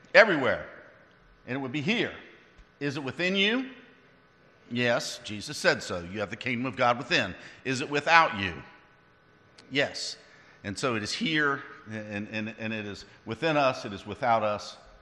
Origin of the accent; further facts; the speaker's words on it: West Virginia, United States; I'm from West Virginia, so most people are my cousins